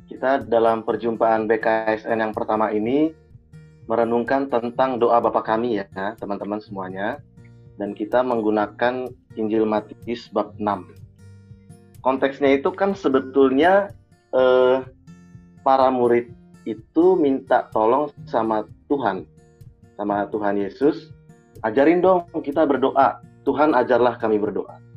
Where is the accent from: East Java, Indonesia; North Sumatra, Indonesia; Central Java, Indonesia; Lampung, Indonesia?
North Sumatra, Indonesia; kalau di danau saya itu karena saya orang Batak di Danau Toba ya bayangkan begitu situasinya